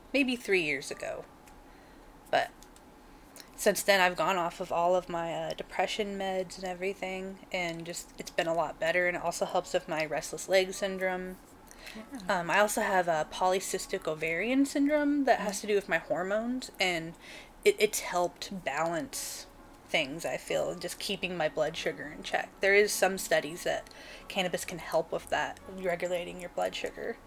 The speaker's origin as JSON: {"language": "English", "town": "Portland", "region": "Oregon", "country": "United States", "tie": "born or raised there", "also_born_or_lived": "Grants Pass, Oregon", "said": "I was born in Grants Pass here in Oregon, mm-hmm. and then I've lived most of my life in Portland. We actually moved here when I was about six, so I spent most of my childhood"}